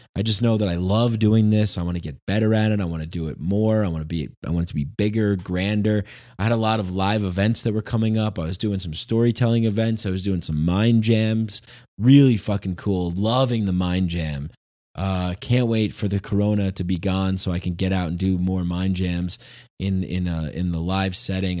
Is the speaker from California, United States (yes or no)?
no; near Bergen County border, New York, United States; I grew up right on the border of, uh, like, Bergen County